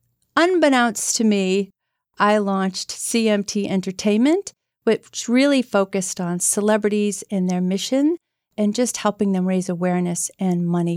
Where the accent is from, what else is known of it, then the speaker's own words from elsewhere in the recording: Arlington, United States; I grew up in Arlington.